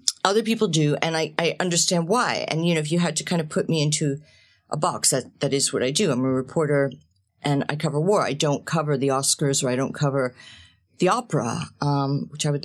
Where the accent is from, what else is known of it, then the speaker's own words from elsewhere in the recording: New Jersey, United States; I'm the youngest of seven children in an Italian-American family. We grew up in New Jersey.